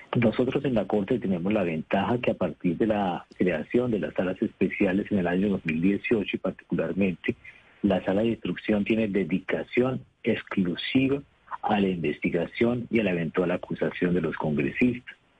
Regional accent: Bucaramanga, Santander, Colombia; moved away; also born or lived in Bogotá; el de Bucaramanga, obviamente, porque soy de la, de la ciudad de donde soy oriundo

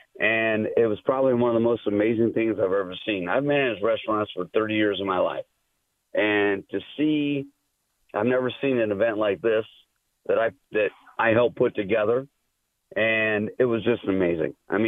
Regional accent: Michigan, United States; now in Myrtle Beach, United States; I'm from Michigan. I'm down here in Myrtle Beach

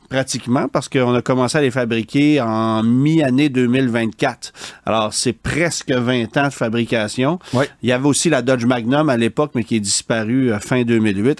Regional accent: Quebec, Canada; chez nous au Québec

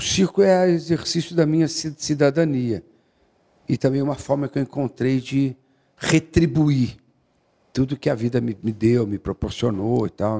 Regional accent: Guaxupé, Minas Gerais, Brazil; moved away; also born or lived in São Paulo; Eu nasci em São Paulo e com menos de um ano meu pai, eh, meu avô morreu e meu pai então foi tomar conta da fazenda em, em Guaxupé. Então assim a noção de vida e a primeira vez que eu entendi o que que era estar no planeta Terra foi em Guaxupé

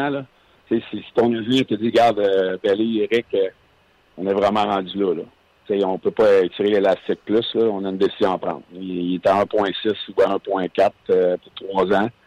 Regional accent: Quebec, Canada; Puis c'est pas parce que je suis un Québécois que je vais laisser de l'argent sur la table.

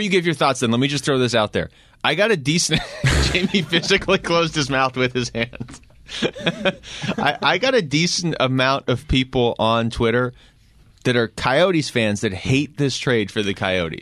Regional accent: Seattle, Washington, United States; growing up in Seattle

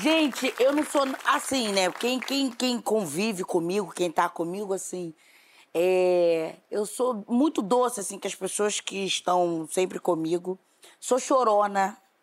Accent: Rio de Janeiro, Brazil; Fiz uma música para Bangu, um clipe para Bangu, homenageando o bairro de onde eu vim

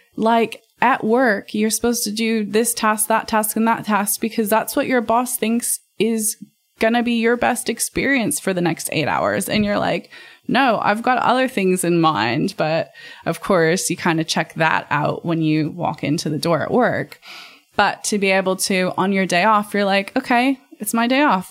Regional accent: United States; being American

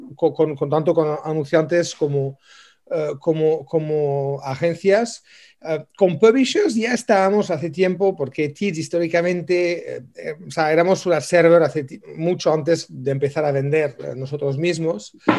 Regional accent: France; moved away; yo soy francés aparte, pero somos franceses originalmente

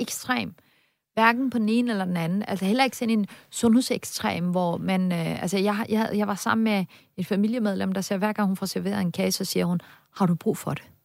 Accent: Denmark; det betyder bare pludselig rigtig meget for mig som dansker

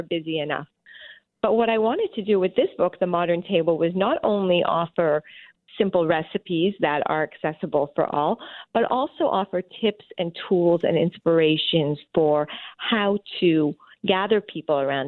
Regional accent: Montreal, Quebec, Canada; I was born and raised in Montreal, Canada

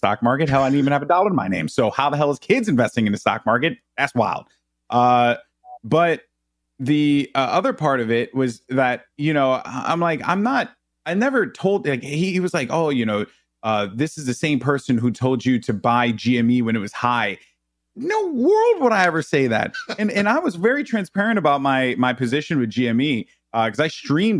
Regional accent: New York City, New York, United States; growing up in the Bronx

